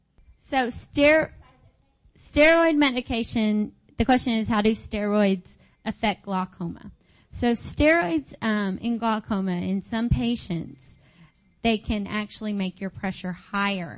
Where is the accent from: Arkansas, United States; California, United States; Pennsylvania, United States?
Arkansas, United States; I'm from Arkansas